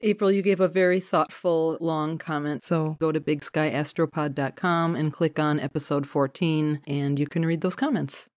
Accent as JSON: {"language": "English", "town": "Milwaukee", "region": "Wisconsin", "country": "United States", "said": "I'm from the Milwaukee area"}